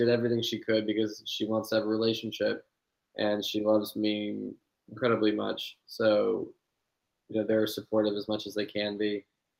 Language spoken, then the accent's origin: English; Santa Fe, New Mexico, United States; also born or lived in California; now in Berlin, Germany; I grew up in New Mexico in Santa Fe, very high elevation